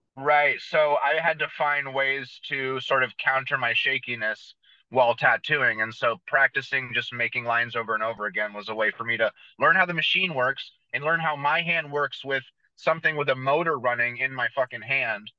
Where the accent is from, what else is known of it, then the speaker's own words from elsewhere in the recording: San Jose, California, United States; I was born and raised in San Jose, California, so it's about an hour south of San Francisco.